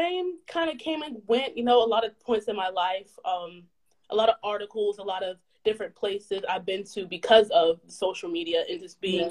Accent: Anchorage, Alaska, United States; moved away as an adult; now in Virginia, United States; I'm originally from Anchorage, Alaska, but I currently go to school in Virginia at Virginia State University.

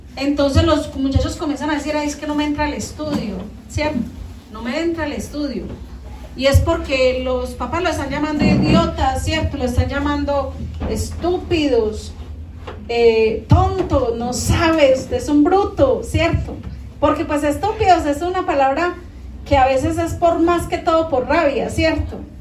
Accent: Colombia; acá en Colombia, los colombianos somos muy habladores

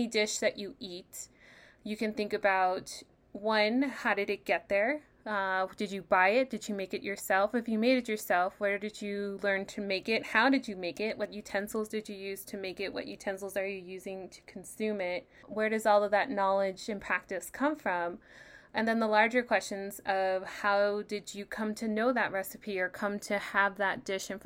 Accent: El Paso, Texas, United States; moved away as an adult; now in San Diego, United States; Having grown up here

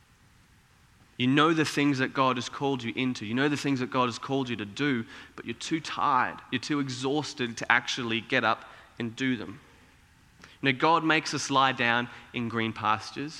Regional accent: Cairns, Queensland, Australia; as a kid, my immediate family, we grew up in Cairns

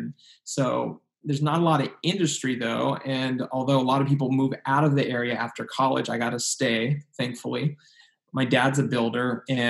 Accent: San Luis Obispo, California, United States; Yeah, so, I mean, I grew up here in San Luis Obispo, Central Coast of California, right between LA and San Francisco on the coast.

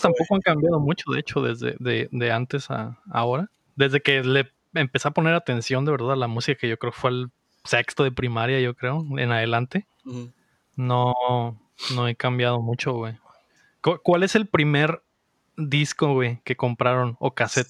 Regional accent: Mexico City, Mexico; moved away; creciendo en la Ciudad de México

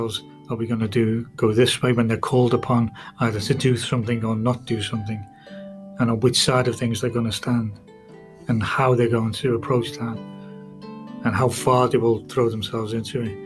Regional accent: Huyton, North West England, United Kingdom; I'm Liverpool Irish too, but I'm from Highton actually

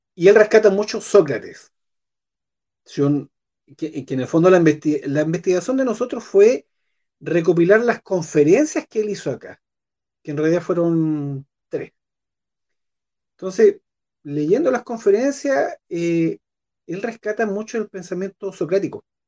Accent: Puerto Montt, Los Lagos, Chile; yo nací en Puerto Montt

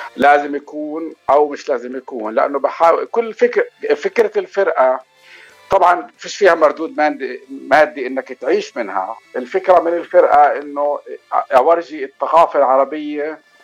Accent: Palestine; moved away as an adult; now in Los Angeles, United States; انا اصلا من فلسطين آه، صار لي بشهر تسعة بصير لي 30 سنة في لوس أنجلوس

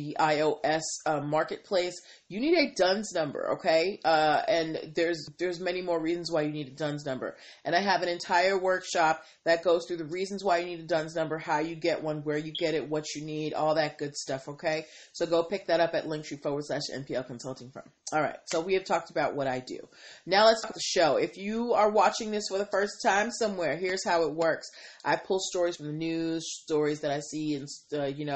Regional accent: Boston, Massachusetts, United States; now in Washington, D.C., United States; I am from Boston and I am a big Pats fan.

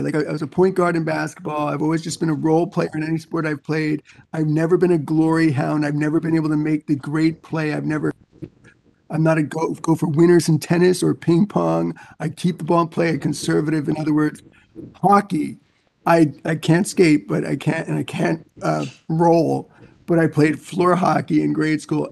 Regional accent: New York, United States; moved away as an adult; I grew up in New York

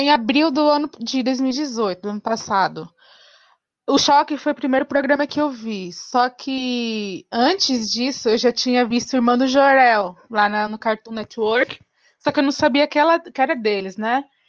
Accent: São Paulo, Brazil; eu sou de São Paulo, capital.

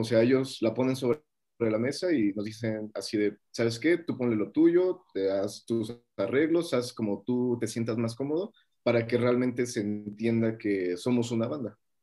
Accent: Mexico; soy de México

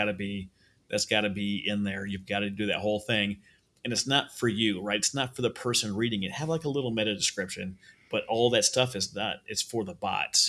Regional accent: Minnesota, United States; moved away; I'm from Minnesota originally

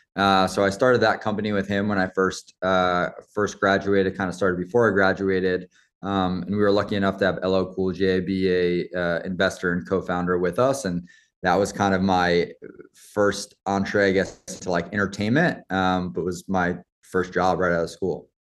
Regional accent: Roslyn Heights, New York, United States; also born or lived in Queens; I grew up just, uh, outside New York City, um, on Long Island in a town called Roslyn Heights

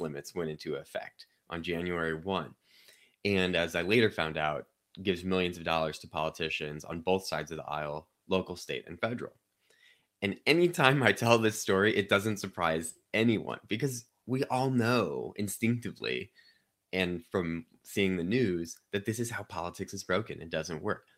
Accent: Chesterfield, Missouri, United States; I grew up in Saint Louis County in Chesterfield.

